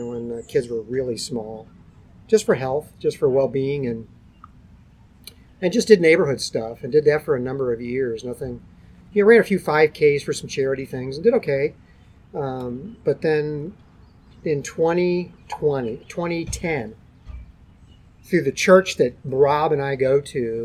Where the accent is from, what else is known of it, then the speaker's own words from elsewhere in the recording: St. Louis, Missouri, United States; I grew up in South St. Louis